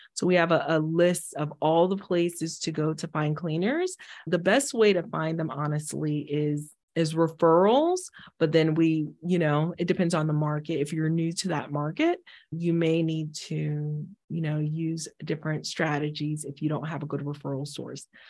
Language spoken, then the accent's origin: English; Haiti; moved away; I'm from the Caribbean, I'm from Haiti originally